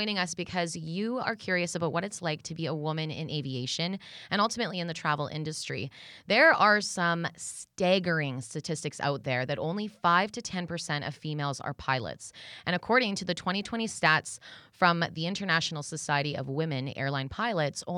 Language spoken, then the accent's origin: English; Lower Mainland, British Columbia, Canada; moved away as an adult; now in Kelowna, Canada; I'm from the Lower Mainland, and I moved to Kelowna about 10 years ago